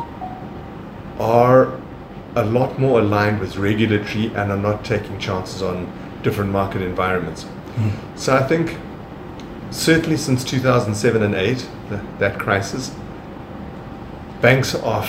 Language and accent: English; Johannesburg, Gauteng, South Africa; I'm Italian of origin. I was born in Johannesburg and grew up there and did all my schooling in Johannesburg